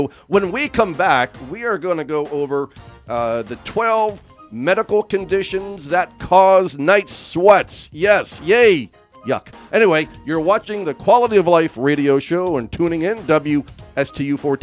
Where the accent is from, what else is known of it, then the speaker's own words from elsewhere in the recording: Mineral Point, Pennsylvania, United States; moved away; also born or lived in Johnstown, Pennsylvania; I was born there in Johnstown and lived in just north of Summerhill, up on the mountain, in a little town called Mineral Point